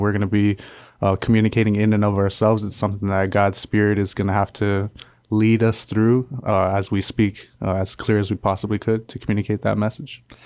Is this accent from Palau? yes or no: yes; Palau; moved away as an adult; I come from the island of Palau.